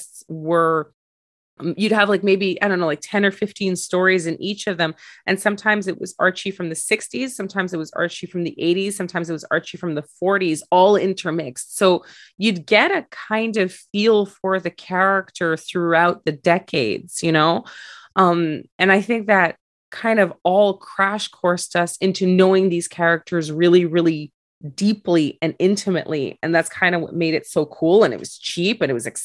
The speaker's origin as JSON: {"language": "English", "town": "Montreal", "region": "Quebec", "country": "Canada", "tie": "born or raised there", "said": "I grew up in Montreal"}